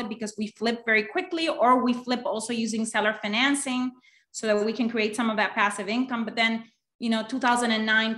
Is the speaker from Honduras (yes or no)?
yes; Honduras; moved away as an adult; now in United States; I'm actually originally from Honduras